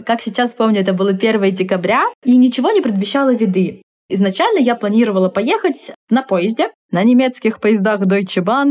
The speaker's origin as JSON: {"language": "Russian", "town": "Tomsk", "region": "Tomsk Oblast", "country": "Russia", "tie": "born or raised there", "said": "в родном городе"}